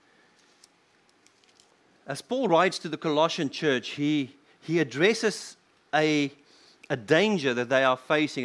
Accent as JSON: {"language": "English", "country": "South Africa", "said": "as a South African"}